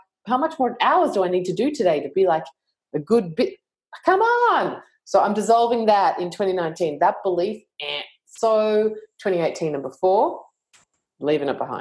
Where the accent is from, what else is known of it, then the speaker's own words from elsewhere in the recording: Australia; I'm Australian